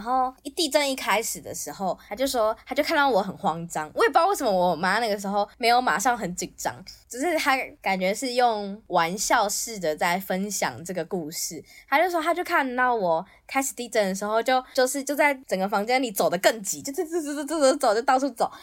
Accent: Taipei, Taiwan; 我那个时候人在，人在台北，就是我是台北出生的

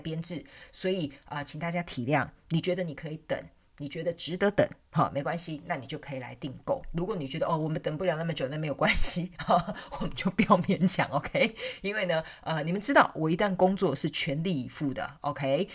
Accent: southern Taiwan, Taiwan; 我是南部人嘛，所以很保守

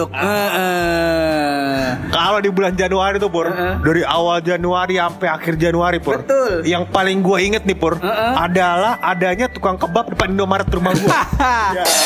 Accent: West Sumatra, Indonesia; Itu gua orang Awak. Nah, Sumatera Barat.

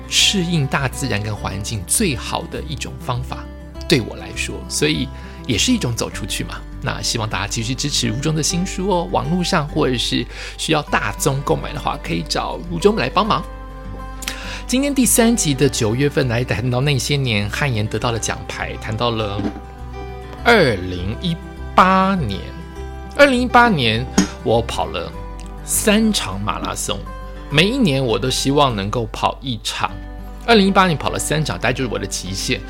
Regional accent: Taiwan; 因为我是台湾人

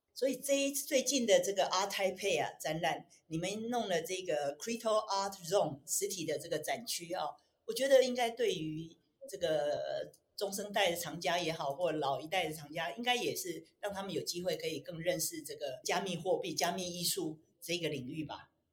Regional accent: Taiwan; 我们台湾人

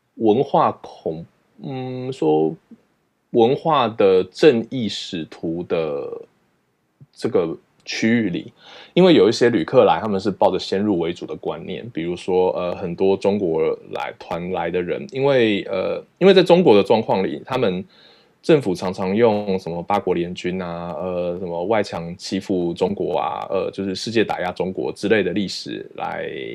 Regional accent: Taiwan; moved away as an adult; now in United Kingdom; 我在台湾长大

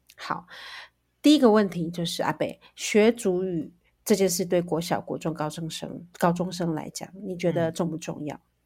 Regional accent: Taiwan; 我们原住民

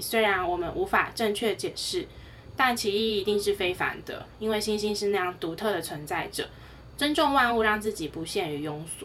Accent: Taiwan; 这是身为台湾人值得骄傲的地方。

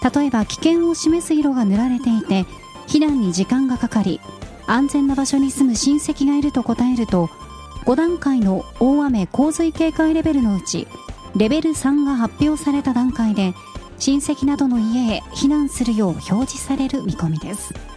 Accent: Nagasaki, Japan; moved away; 長崎で育ってる

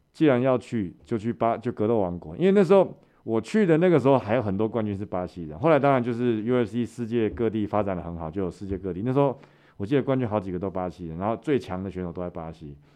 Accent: Taiwan; also born or lived in Brazil; 我是台湾人

